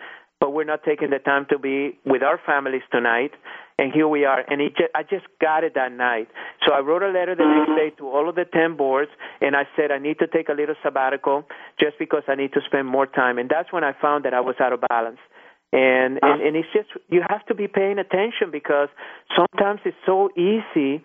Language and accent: English; Irving, Texas, United States; I happened to find myself on one of the school boards here in my hometown, and it was called the Irving School Foundation